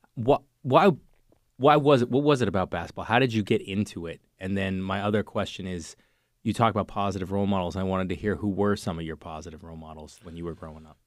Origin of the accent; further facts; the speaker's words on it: Cambridge, Massachusetts, United States; I grew up in Cambridge